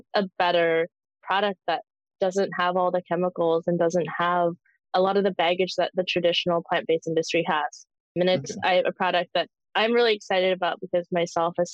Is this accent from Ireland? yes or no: no; Canadian Prairies, Canada; I was born in the Canadian prairies many years ago